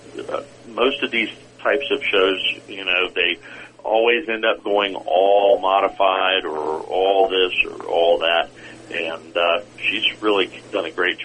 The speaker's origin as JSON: {"language": "English", "town": "Virginia Beach", "region": "Virginia", "country": "United States", "tie": "born or raised there", "said": "I grew up in Virginia Beach"}